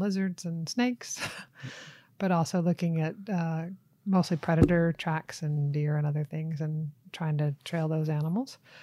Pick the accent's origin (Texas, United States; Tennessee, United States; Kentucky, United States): Tennessee, United States; moved away as an adult; also born or lived in Florida / Utah / Sweden; now in Arizona, United States; I'm originally from Tennessee. But, uh, grew up in Florida and Tennessee primarily as a kid and a teenager